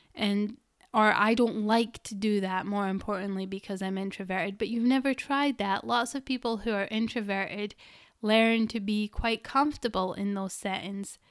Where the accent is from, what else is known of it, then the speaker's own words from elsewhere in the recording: Scotland, United Kingdom; I'm Scottish. We roll our R's